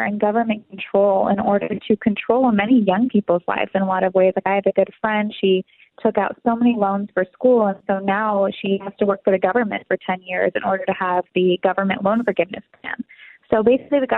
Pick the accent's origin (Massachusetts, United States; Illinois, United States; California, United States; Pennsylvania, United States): California, United States; moved away as an adult; also born or lived in Hanover, New Hampshire; now in New York City, United States; I grew up in California and I went to college at a liberal college, Dartmouth, and I live in New York City now.